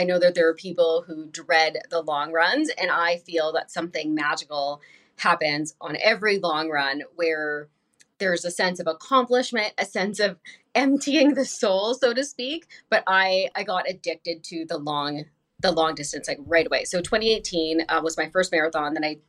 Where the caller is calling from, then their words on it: Winnipeg, Manitoba, Canada; I'm coming from Winnipeg, Manitoba, Canada. And that is, we're just kind of like near North Dakota.